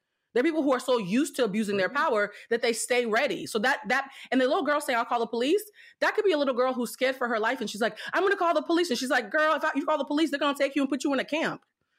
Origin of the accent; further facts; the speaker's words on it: Haiti; also born or lived in Cuba; I'm from Haiti and Cuba.